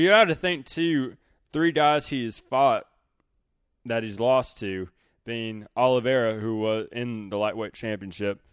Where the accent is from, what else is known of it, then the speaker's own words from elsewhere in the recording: the South, United States; growing up in the South.